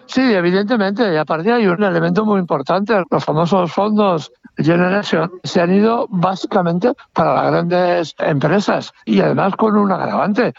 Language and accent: Spanish; Spain; en mi país